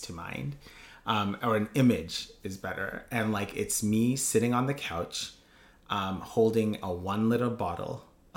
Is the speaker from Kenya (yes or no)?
yes; Kenya; I grew up in Kenya